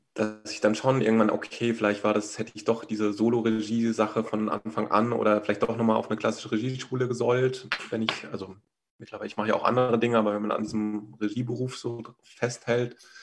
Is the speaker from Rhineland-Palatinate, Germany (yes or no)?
yes; Rhineland-Palatinate, Germany; moved away as an adult; also born or lived in Berlin; ich bin so in der Pfalz auf dem Land aufgewachsen